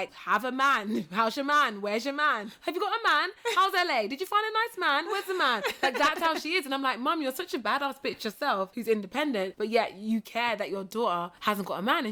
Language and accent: English; United Kingdom; moved away as an adult; now in Los Angeles, United States; I'm this curvy British black chick